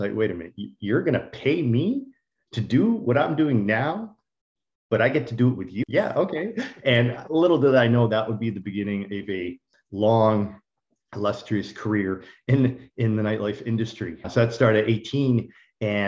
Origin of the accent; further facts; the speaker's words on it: Toronto, Ontario, Canada; also born or lived in Miami; growing up in Scarborough